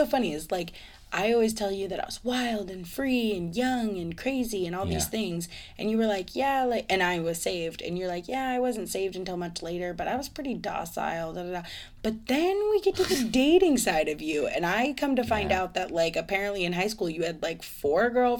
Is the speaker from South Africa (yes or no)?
no; Ireland; It makes sense. I'm Irish. It's gonna add up.